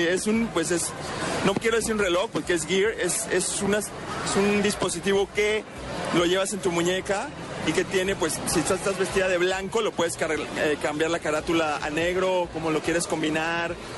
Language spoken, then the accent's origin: Spanish; Mexico; yo soy de México